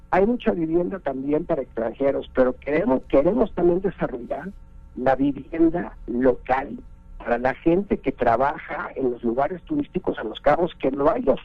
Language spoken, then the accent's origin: Spanish; Mexico; tenemos que hacer una chamba importante como banco, como sociedad, como mexicanos, como política pública